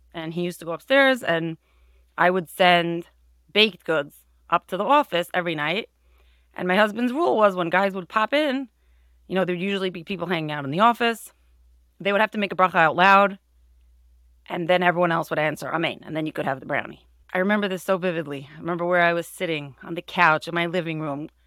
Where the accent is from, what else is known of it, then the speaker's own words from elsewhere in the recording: Monsey, New York, United States; I grew up in Muncie